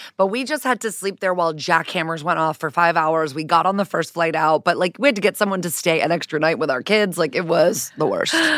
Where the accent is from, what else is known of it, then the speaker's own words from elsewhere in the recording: Connecticut, United States; I'm from Connecticut